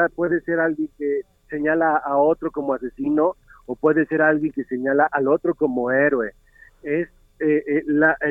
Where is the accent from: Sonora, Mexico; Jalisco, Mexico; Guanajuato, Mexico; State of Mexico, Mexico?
Jalisco, Mexico; soy mexicano y soy de Jalisco.